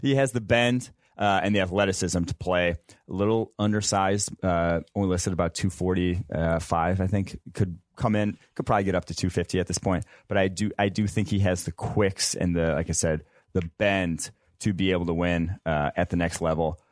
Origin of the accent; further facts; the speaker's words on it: Champaign, Illinois, United States; I'm from Champaign, Illinois